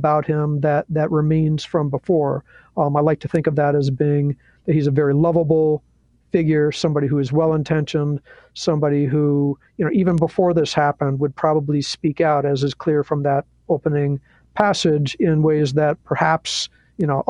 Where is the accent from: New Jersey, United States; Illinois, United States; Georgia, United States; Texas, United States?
Illinois, United States; Chicago; moved away as an adult; now in Jacksonville, United States; I grew up in Chicago